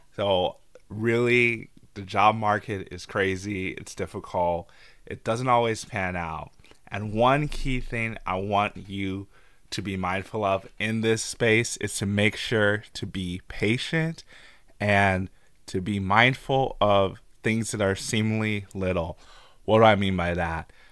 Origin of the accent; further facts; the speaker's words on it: St. Louis, Missouri, United States; moved away as an adult; also born or lived in Albuquerque, New Mexico; I'm from Saint Louis, so I was in Albuquerque, New Mexico, working for General Mills at the time.